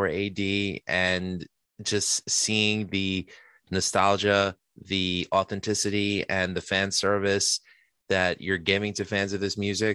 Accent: New York City, New York, United States; I'm not from Brooklyn. I'm Queens born or bred

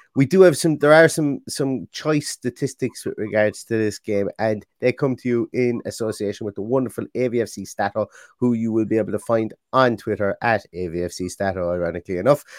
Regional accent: Ireland; I'm from Ireland.

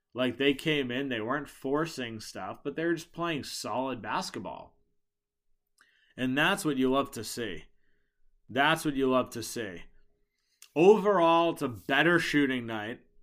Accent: Boston, Massachusetts, United States; I'm from Boston

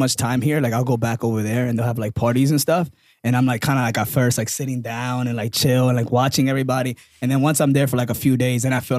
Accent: New York, United States; also born or lived in Dominican Republic; I was born in Dominican Republic, but I came here very young. I grew up in half New York and then half here.

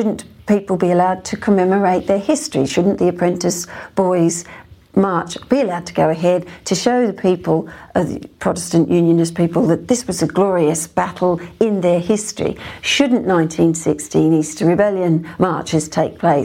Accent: Australia; now in United Kingdom; It's interesting being an Australian. I'm obviously not Irish

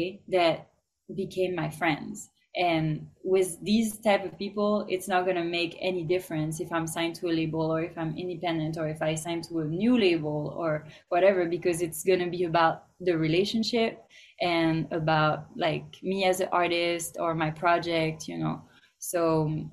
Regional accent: France; now in Los Angeles, United States; I'm from France, for example, and they didn't really like me embracing my roots

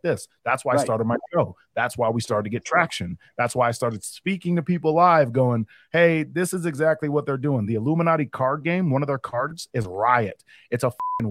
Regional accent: Minnesota, United States; moved away; I'm from Minnesota, and I was up there during the George Floyd riots

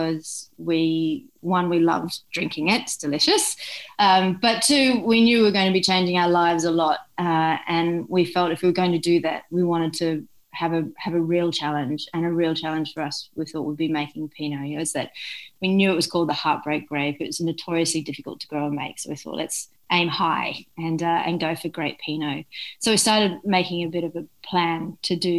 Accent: Brisbane, Queensland, Australia; now in Huon Valley, Australia; I grew up in Brisbane, so I went to school in Brisbane

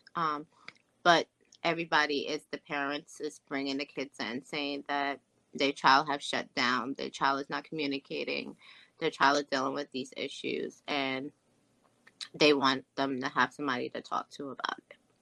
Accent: Jamaica; being from a Jamaican culture

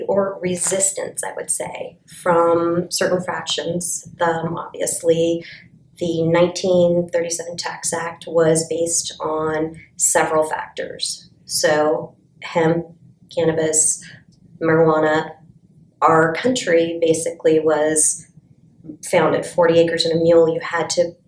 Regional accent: Golden, Colorado, United States; I am from Colorado, Golden, Colorado

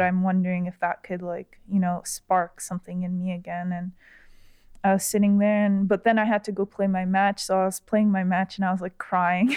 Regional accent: Florida, United States; I grew up in Florida, so, uh, I used to go to the Sawgrass Mall with my mom and my sister a lot.

